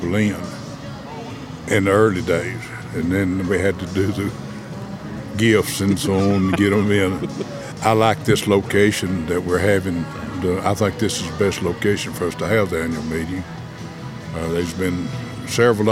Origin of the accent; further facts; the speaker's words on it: Coffee County, Tennessee, United States; also born or lived in Memphis / Mississippi; I was born in Coffee County, raised in Coffee County